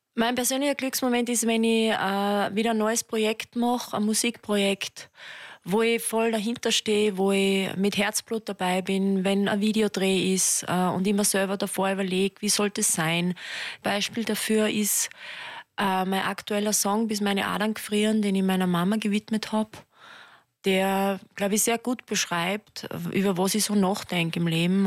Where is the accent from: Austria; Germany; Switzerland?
Austria; Mürztal, Styria; also born or lived in Schladming; ich komme ja aus, aus dem Mirztal